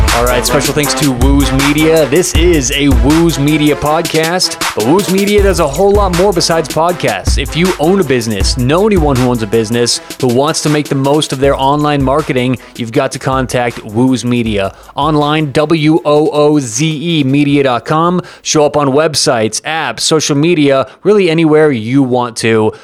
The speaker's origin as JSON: {"language": "English", "town": "Denver", "region": "Colorado", "country": "United States", "said": "I'm from Denver"}